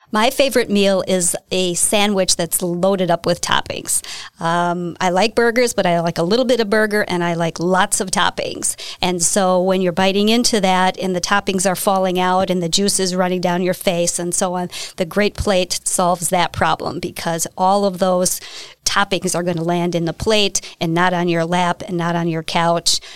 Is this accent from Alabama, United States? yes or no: no; Hartford, Wisconsin, United States; I am from Hartford, Wisconsin. Uh, I lived there my entire life.